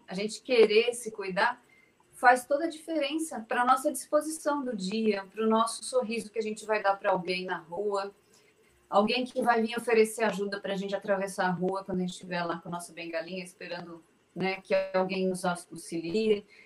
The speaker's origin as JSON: {"language": "Portuguese", "region": "São Paulo", "country": "Brazil", "said": "Eu sou de São Paulo, apesar de estar no, no Regina Minas agora, mas eu sou aqui de São Paulo, capital."}